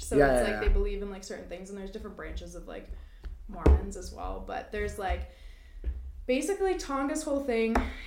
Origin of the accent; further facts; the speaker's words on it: New Brunswick, Canada; moved away; I'm from New Brunswick